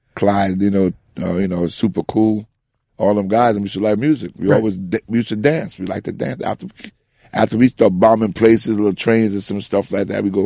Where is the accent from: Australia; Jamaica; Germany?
Jamaica; also born or lived in New York, United States; now in United States; Oh, I'm Jamaican. Yeah, I'm Jamaican.